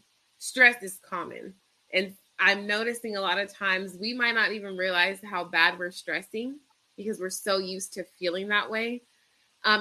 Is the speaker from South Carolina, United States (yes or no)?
no; Rancho Cucamonga, California, United States; now in Victorville, United States; I am from California. I grew up in Rancho Cucamonga, and I currently live in Victorville.